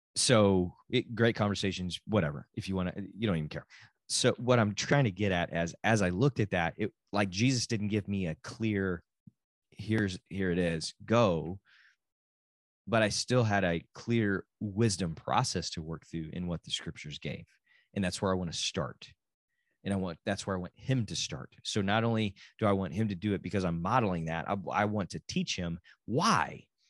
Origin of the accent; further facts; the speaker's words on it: Texas, United States; also born or lived in Oklahoma; I am a Texan